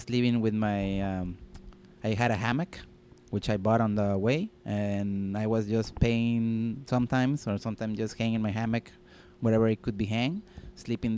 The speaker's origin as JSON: {"language": "English", "town": "Tijuana", "region": "Baja California", "country": "Mexico", "tie": "born or raised there", "also_born_or_lived": "Netherlands", "second_language": "English", "said": "I was born here in Tijuana, born and raised, made even in Tijuana"}